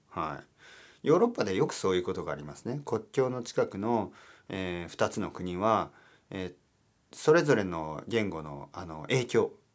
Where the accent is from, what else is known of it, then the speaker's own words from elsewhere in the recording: Spain; スペイン人としては